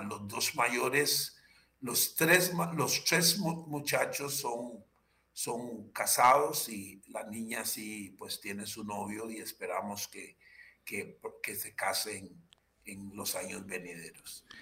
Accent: Limón, Costa Rica; also born or lived in Matina, Limón / San José / La Unión de Tres Ríos, Cartago; yo adquirí conciencia de mí mismo eh, en, en, el cantón central de la provincia de Limón

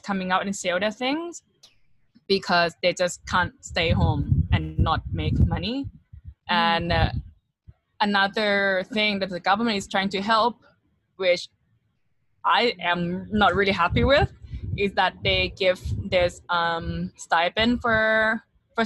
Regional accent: Thailand; now in Bangkok, Thailand; I'm from Thailand.

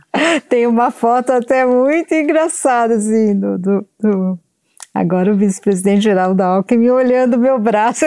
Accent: São Paulo, Brazil; Eu nasci em São Paulo e sempre vim para cá

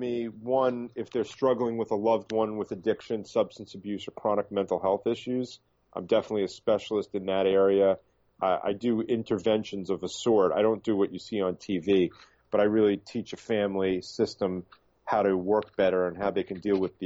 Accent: New York City, New York, United States; also born or lived in Miami Beach; I'm originally from the Bronx in New York, and I split my time now between Miami Beach and New York City

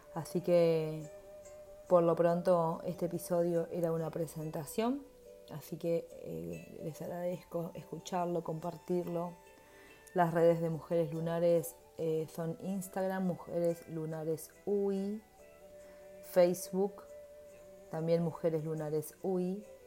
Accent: Uruguay; also born or lived in Montevideo; soy uruguaya y vivo en Montevideo

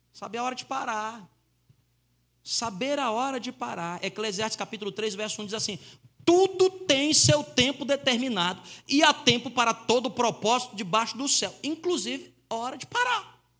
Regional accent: Fortaleza, Ceará, Brazil; eu nasci numa favela lá em Fortaleza e eu tinha os meus amigos que a gente jogava bola na infância.

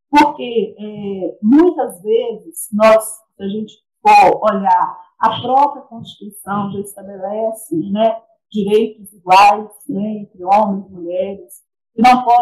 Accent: Ipatinga, Minas Gerais, Brazil; é, sou de Ipatinga, Minas Gerais

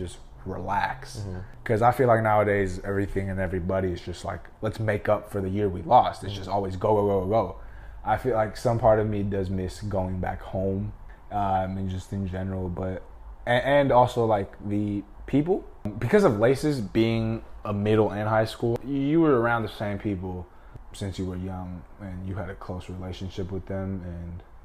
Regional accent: Los Angeles, California, United States; I'm from

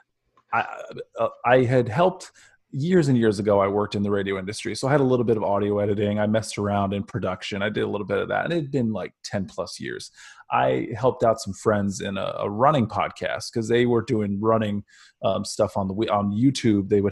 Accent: Northeast Ohio, United States; I'm from Northeast Ohio

